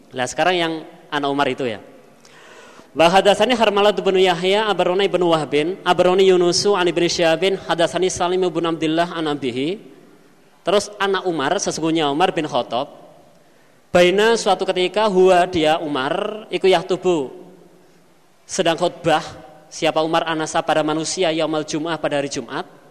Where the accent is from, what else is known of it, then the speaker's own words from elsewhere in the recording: Kediri, East Java, Indonesia; saya lahir di Pondok